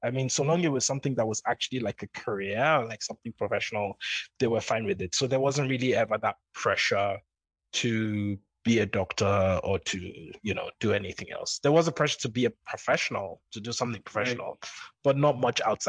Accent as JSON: {"language": "English", "country": "Nigeria", "also_born_or_lived": "London", "moved": "yes", "said": "I'm going back to Nigeria."}